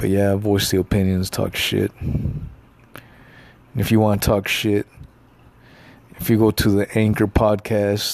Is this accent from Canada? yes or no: no; Los Angeles, California, United States; also born or lived in the South (US); now in the South, United States; I was born